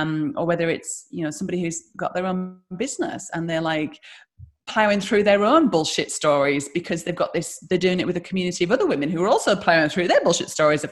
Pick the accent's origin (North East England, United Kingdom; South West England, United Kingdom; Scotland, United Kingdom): North East England, United Kingdom; the Northeast; moved away as an adult; now in Australia; I'm from the Northeast, so my accent means that I'm poor and stupid.